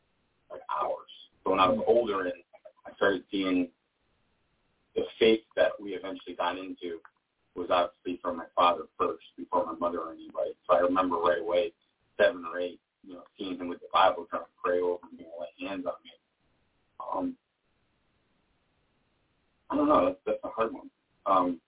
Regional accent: New York, United States; now in Richmond, United States; I'm from New York

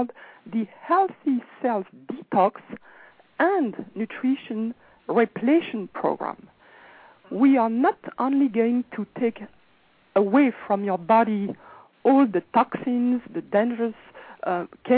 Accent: France; now in Los Angeles, United States; I'm actually from France, but I am actually now calling from Los Angeles

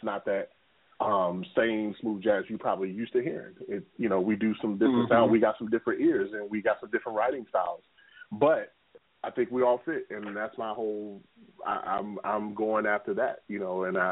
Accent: Baltimore, Maryland, United States; now in Jacksonville Beach, United States; Baltimore, my hometown, in the Northeast region

